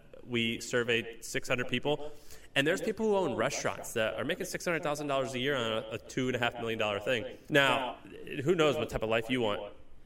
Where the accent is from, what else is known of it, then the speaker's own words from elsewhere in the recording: Missouri, United States; I'm from Missouri